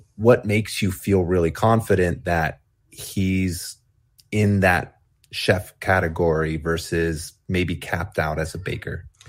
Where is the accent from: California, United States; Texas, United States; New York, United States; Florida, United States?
California, United States; Fresno; I grew up in Fresno